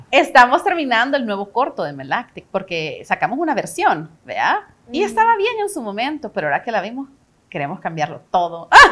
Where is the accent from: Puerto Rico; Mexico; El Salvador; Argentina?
El Salvador; moved away; also born or lived in United States / Canada; soy una salvadoreña